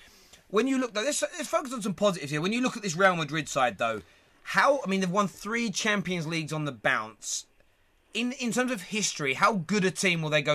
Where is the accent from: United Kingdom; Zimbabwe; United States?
United Kingdom; England; I've got to become a Liverpool fan because I'm English.